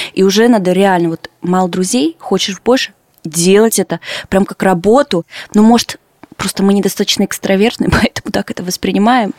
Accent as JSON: {"language": "Russian", "town": "Yekaterinburg", "region": "Sverdlovsk Oblast", "country": "Russia", "tie": "born or raised there", "moved": "as an adult", "lives_now": "Lithuania", "said": "в своем родном Екатеринбурге"}